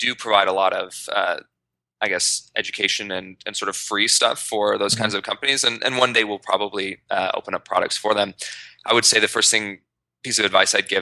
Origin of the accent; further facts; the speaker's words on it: Idaho, United States; moved away as an adult; now in New York, United States; I grew up in Idaho